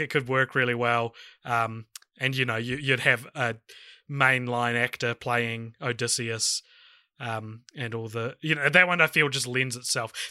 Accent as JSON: {"language": "English", "country": "New Zealand", "said": "I'm from New Zealand"}